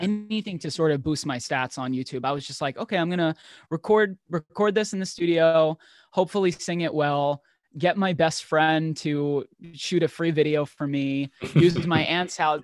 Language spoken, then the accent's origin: English; New York City, New York, United States; I grew up in New York in one of the boroughs, Staten Island